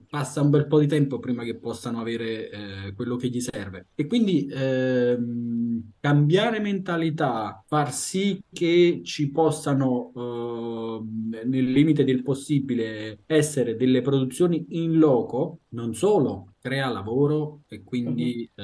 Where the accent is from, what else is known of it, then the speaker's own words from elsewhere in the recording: Italy; moved away as an adult; l'Italia è il mio paese di origine sono italiano